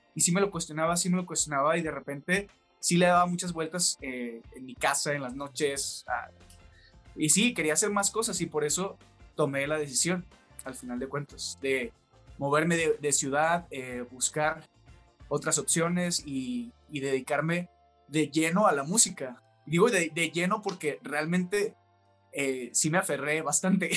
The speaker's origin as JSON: {"language": "Spanish", "town": "Los Mochis", "region": "Sinaloa", "country": "Mexico", "moved": "as an adult", "lives_now": "Mexico City, Mexico", "said": "empecé a cantar en, en Mochis, que es de donde yo soy"}